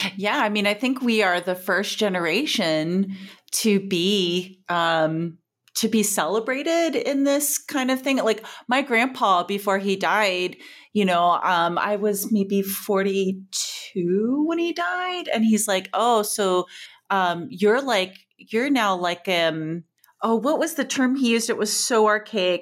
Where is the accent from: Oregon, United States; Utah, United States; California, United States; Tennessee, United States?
California, United States; Joshua Tree; moved away; also born or lived in Tucson, Arizona / Portland; I grew up, you know, as a teen driving down to L A and back, um, to, to my hometown in, in Joshua Tree